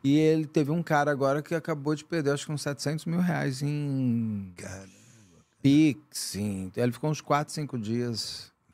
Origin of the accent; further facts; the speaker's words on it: São Paulo, Brazil; also born or lived in Rio de Janeiro; como paulista, morando lá, paulistano